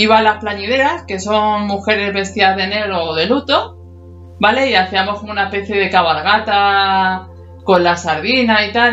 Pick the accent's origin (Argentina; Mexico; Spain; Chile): Spain; Madrid, Community of Madrid; Nosotros que somos de Madrid es lo que os podemos contar.